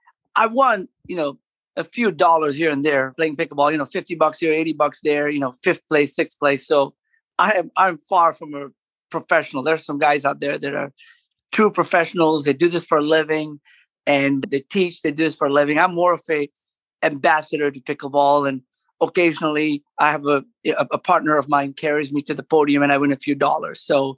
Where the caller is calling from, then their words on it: Owensboro, Kentucky, United States; I'm joining you from, I'm sitting in on top of a garage in Owensboro, Kentucky.